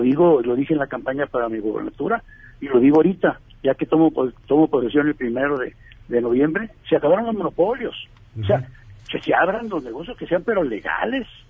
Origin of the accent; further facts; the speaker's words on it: Tijuana, Baja California, Mexico; yo nací en Tijuana